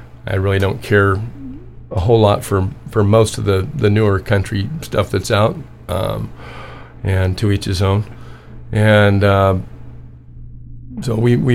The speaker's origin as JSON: {"language": "English", "town": "Orange", "region": "California", "country": "United States", "tie": "born or raised there", "lives_now": "Anza, United States", "said": "I grew up in the Methodist church in Orange"}